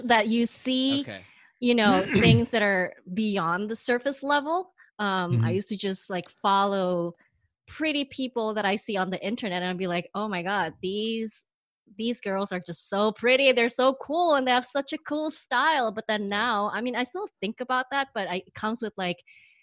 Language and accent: English; Indonesia; moved away; when I was growing up, I grew up in Indonesia